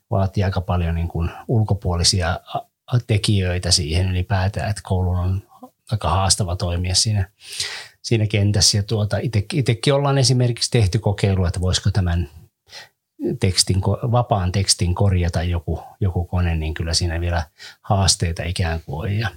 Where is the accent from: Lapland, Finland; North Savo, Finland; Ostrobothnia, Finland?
Ostrobothnia, Finland; Kyllä meillä Pohjanmaalla käytiin aivan erilaista puhetta tästä